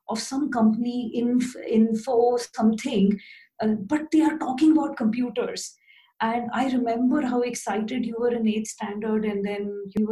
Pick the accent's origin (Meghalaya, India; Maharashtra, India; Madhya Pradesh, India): Madhya Pradesh, India; Bhopal; moved away as an adult; also born or lived in Bangalore / London; I got an opportunity to be a lecturer in a new engineering college in my hometown, Bhopal